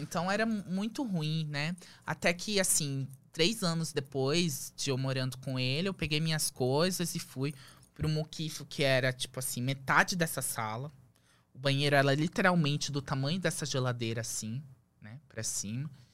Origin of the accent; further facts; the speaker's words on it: Lebanon; moved away as an adult; also born or lived in Manaus, Brazil / Belém, Brazil; now in Brazil; fomos com a roupa do corpo pro Líbano. E aí começou a fase mais difícil da minha vida. A gente vivia, eu vivia de, eh, de favor na casa dos avós. E aí eu fiquei lá até os os 18